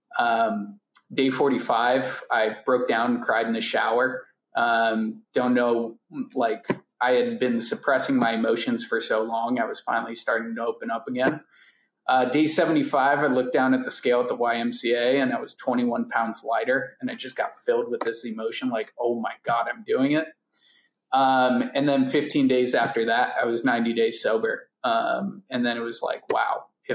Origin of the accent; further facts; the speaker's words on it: Cleveland, Ohio, United States; I grew up in Cleveland, Ohio